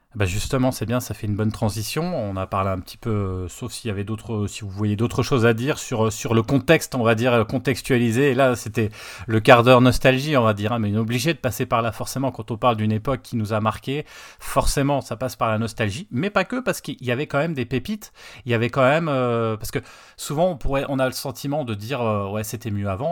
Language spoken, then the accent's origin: French; Nancy, Grand Est, France; moi, j'étais sur Nancy